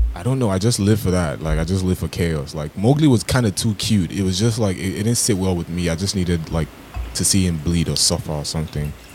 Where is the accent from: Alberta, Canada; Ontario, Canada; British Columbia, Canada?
Ontario, Canada; Toronto